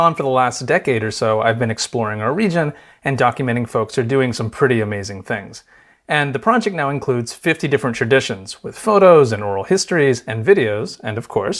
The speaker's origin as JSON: {"language": "English", "town": "Frostburg", "region": "Maryland", "country": "United States", "tie": "born or raised there", "said": "and where we grew up in Western Maryland, more people tend to say Appalachian."}